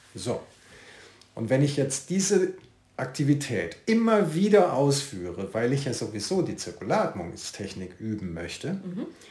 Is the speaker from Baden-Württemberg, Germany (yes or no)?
yes; Karlsruhe, Baden-Württemberg, Germany; now in Siegburg, Germany; geboren bin ich in Karlsruhe, wohne aber jetzt in Siegburg, das ist südlich von Köln